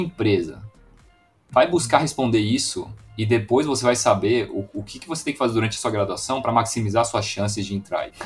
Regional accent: Foz do Iguaçu, Paraná, Brazil; eu sou de Foz do Iguaçu, na fronteira

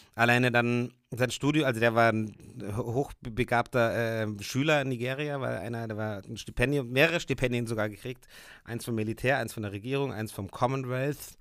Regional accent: Puchheim, Bavaria, Germany; in meinem alten Elternhaus, wo wir aufgewachsen sind in Puchheim, obwohl ich da schon lange nicht mehr wohne

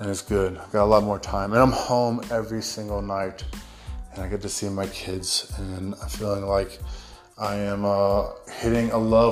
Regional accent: United States; accent: American; now in Australia; my American accent

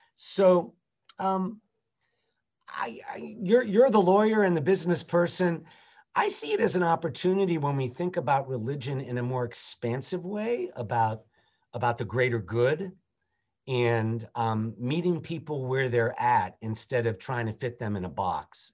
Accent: Jacksonville, Florida, United States; also born or lived in Massachusetts / Dayton, Ohio; now in Memphis, United States; I was born in Massachusetts, uh, raised in Jacksonville, Florida, with a brief stint in Dayton, Ohio during the Vietnam years

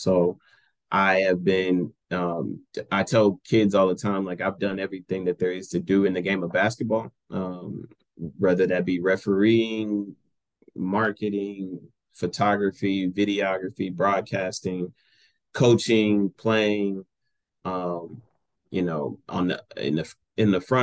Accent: Greenville, Texas, United States; also born or lived in Garland, Texas / McKinney, Texas; I'm born and raised in Greenville, Texas. Grew up in Garland and graduated from McKinney.

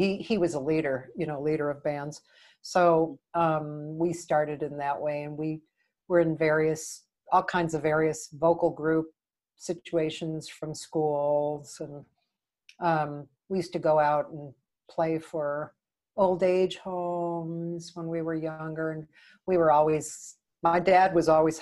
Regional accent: Newton, Massachusetts, United States; moved away as an adult; now in Los Angeles, United States; I grew up in Boston, and I was there until I was about 21. I grew up in Newton, which is a suburb not that far out of Boston

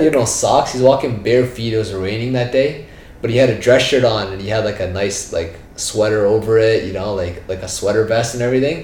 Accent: Brampton, Ontario, Canada; also born or lived in India; now in Mississauga, Canada; I live in Mississauga right now, but I'm from Brampton initially

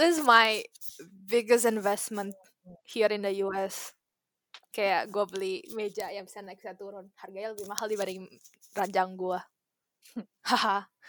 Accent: Indonesia; now in Japan; sebagai orang Indo

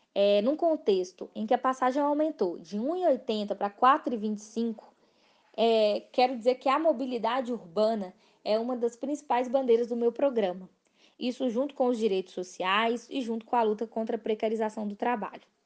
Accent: Belo Horizonte, Minas Gerais, Brazil; eu nasci, cresci e moro em regiões periféricas da cidade. Eu cresci em Venda Nova

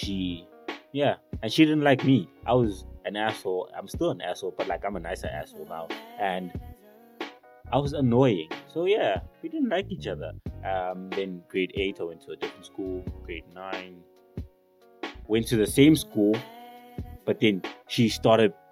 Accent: South Africa

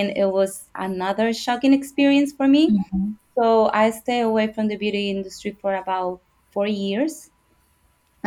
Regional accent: El Salvador; English is a second language; moved away as an adult; now in Florida, United States; from El Salvador in Central America. I came to the United States when I was 18 without knowing the language

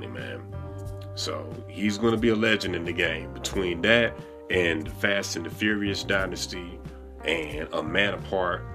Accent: St. Louis, Missouri, United States; accent: country accent; I'm from the Midwest. I'm St. Louis, born and raised.

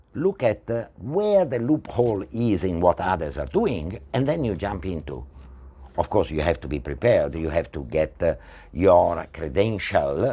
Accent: Italy; moved away as an adult; also born or lived in Spain; now in Malaysia; I'm originally from Italy

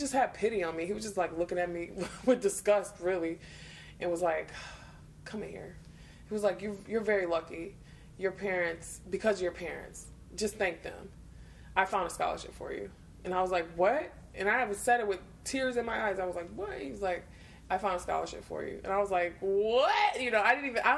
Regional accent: Detroit, Michigan, United States; growing up in Detroit, being all poor

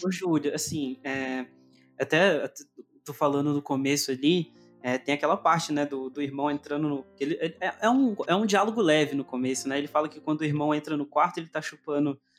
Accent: interior of Minas Gerais, Brazil; also born or lived in Northeast Brazil; como eu vivo no interior de Minas, eu nasci, eu nasci lá no Nordeste, mas vim para cá com um ano. Então, uhum. é, vivi minha vida toda aqui no interior de Minas

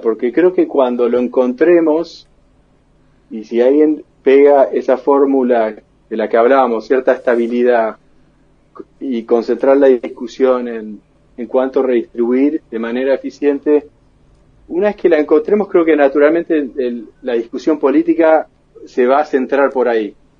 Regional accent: Argentina; moved away as an adult; now in Boston, United States; los argentinos

